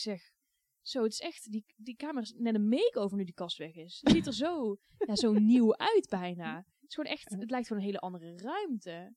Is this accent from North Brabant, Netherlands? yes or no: yes; Goirle, North Brabant, Netherlands; Ik vond het heel fijn om op te groeien in een dorp. Want ik heb echt een fijne tijd gehad in Goorlen. is een klein dorpje bij Tilburg